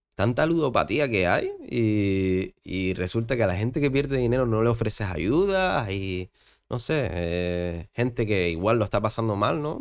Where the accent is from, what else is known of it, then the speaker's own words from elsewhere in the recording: Gran Canaria, Canary Islands, Spain; also born or lived in Fuerteventura; yo nací aquí en Gran Canaria, entonces me voy a Gran Canaria porque siempre quise estar aquí